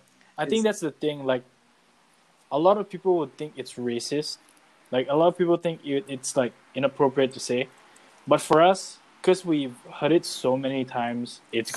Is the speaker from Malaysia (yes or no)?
no; Singapore; I grew up in Singapore. I'm a Singaporean.